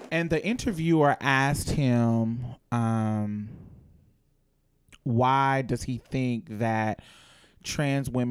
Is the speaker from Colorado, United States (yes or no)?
no; Mobile, Alabama, United States; I grew up in Mobile, Alabama.